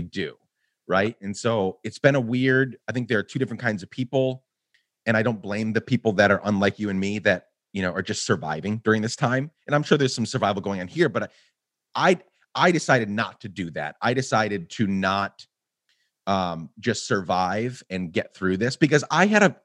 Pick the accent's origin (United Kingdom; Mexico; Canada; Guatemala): Guatemala; moved away; also born or lived in Rochester, New York; I grew up in Guatemala